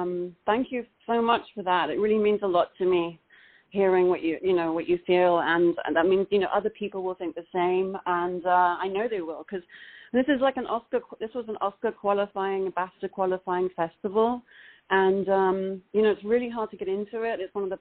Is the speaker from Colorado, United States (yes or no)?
no; Los Angeles, California, United States; amazing seeing it on the big screen in the Lamley Theatre NoHo 7 in Los Angeles. and that's where my hometown is.